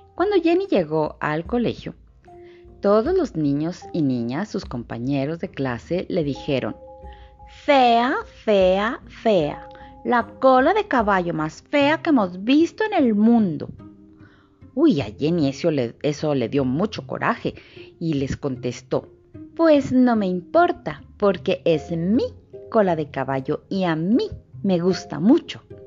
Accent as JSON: {"language": "Spanish", "town": "Torreón", "region": "Coahuila", "country": "Mexico", "said": "yo soy de Torreón, pues estoy en la comarca lagunera."}